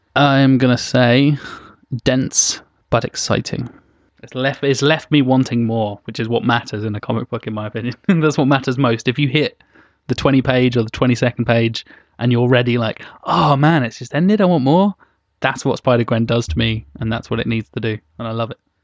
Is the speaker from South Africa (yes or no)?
no; United Kingdom; we, we're all British. We're all, all very, unfortunately very British.